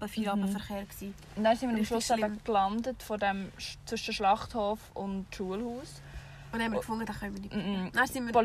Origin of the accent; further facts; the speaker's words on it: Switzerland; wir sind Schweizer